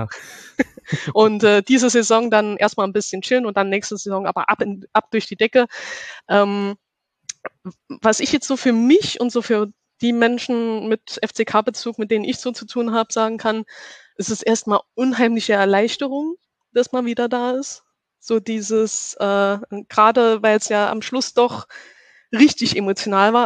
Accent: Saarland, Germany; now in Karlsruhe, Germany; ich komme aus Karlsruhe und äh, bin gebürtig aus dem Saarland.

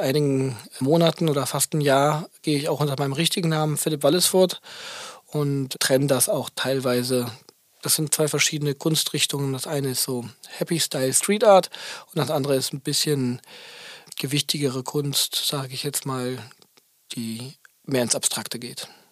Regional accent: Aachen, North Rhine-Westphalia, Germany; moved away; als ich noch in Aachen gewohnt habe, da wo ich herkomme

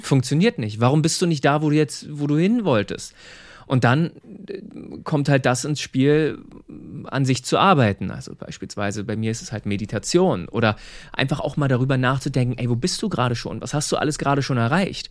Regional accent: Seehausen, Saxony-Anhalt, Germany; moved away as an adult; also born or lived in Cologne; ich komme ursprünglich aus Sachsen-Anhalt, aus einem ganz kleinen Ort, Seehausen heißt

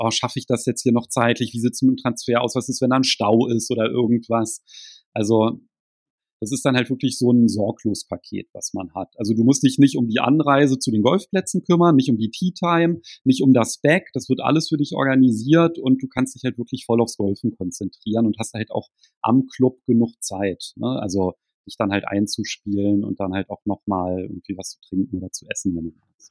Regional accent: Berlin, Germany; ich komme jetzt aus Berlin, da ist ja halt auch ziemlich viel Verkehr

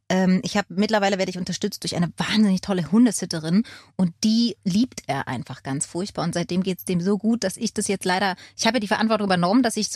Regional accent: Berlin, Germany; born there; Ich bin in Berlin geboren

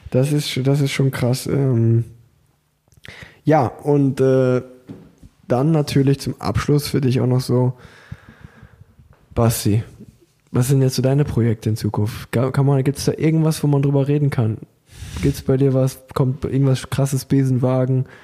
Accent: Unna, North Rhine-Westphalia, Germany; ich komme aus Unna

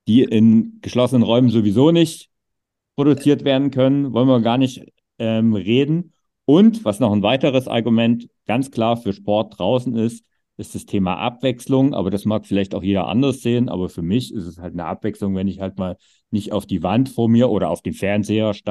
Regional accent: East Germany, Germany; groß geworden bin, gab es keine Tennishallen. Das war so ein Zeug, was es einfach im Osten nicht gab.

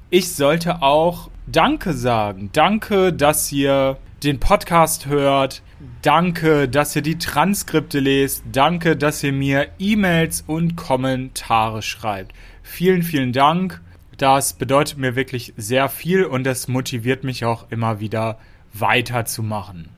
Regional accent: Lower Saxony, Germany; Niedersachsen mein Heimatbundesland ist. Ich komme aus Niedersachsen

